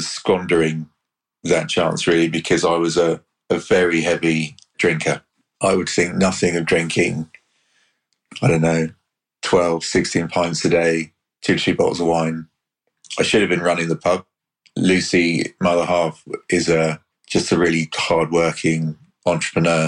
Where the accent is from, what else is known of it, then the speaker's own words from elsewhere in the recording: Hampshire, South East England, United Kingdom; I grew up in the Hampshire countryside